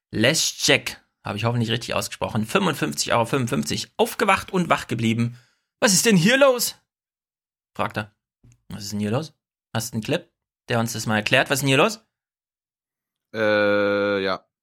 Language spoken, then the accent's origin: German; North Rhine-Westphalia, Germany; wenn so viele aus OWL dabei sind, fühle ich mich als stolzer Ostwestfale auch verpflichtet.